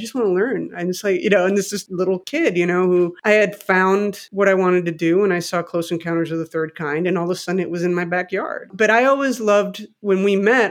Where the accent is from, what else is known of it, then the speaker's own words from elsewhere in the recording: Mexico City, Mexico; moved away as an adult; also born or lived in United States; I grew up in Mexico City. I was born in the US, but I lived there from 1 to 19.